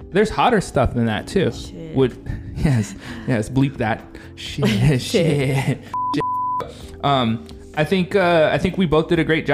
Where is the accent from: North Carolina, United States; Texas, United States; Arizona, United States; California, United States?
California, United States; I'm from California